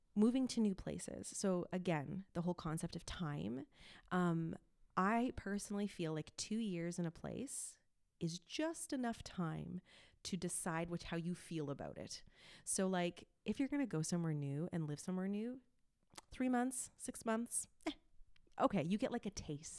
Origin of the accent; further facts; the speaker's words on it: Montreal, Quebec, Canada; first language English; moved away as an adult; also born or lived in Toronto; I am from a suburb in Montreal, but I usually just say Montreal 'cause that's easier.